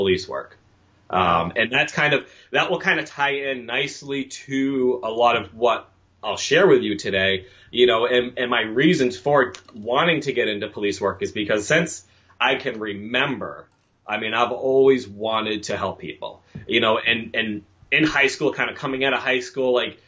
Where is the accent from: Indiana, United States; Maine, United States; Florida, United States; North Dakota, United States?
Maine, United States; Buxton; also born or lived in Portland, Maine / Boston, Massachusetts; Well, I was born in Portland, but raised in Buxton, Maine